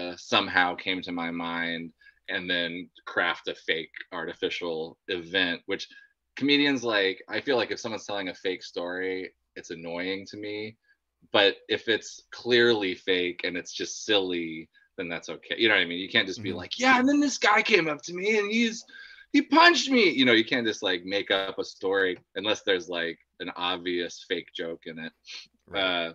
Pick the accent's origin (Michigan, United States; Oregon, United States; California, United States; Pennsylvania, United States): Oregon, United States; Central; My hometown is like 30,000, but when I moved there, it was like 15,000